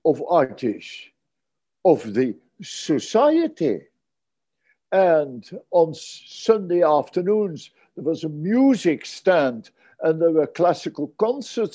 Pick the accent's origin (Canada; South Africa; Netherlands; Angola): Netherlands; Arnhem, Gelderland; I grew up in the Burgers Zoo in Arnhem in the Netherlands.